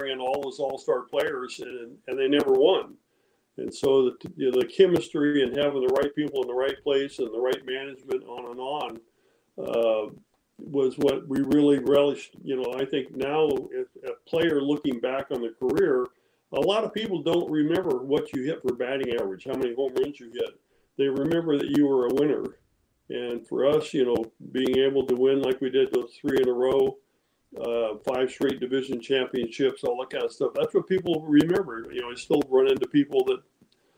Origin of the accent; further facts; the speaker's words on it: Modesto, California, United States; We grew up in outside of Modesto. I actually went to high school in Modesto, Downey High there